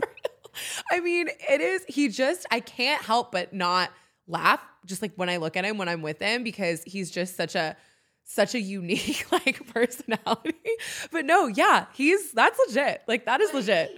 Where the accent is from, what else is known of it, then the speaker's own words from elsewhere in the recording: San Diego, California, United States; moved away as an adult; also born or lived in Oxford, Mississippi; now in Nashville, United States; I had an amazing life growing up in San Diego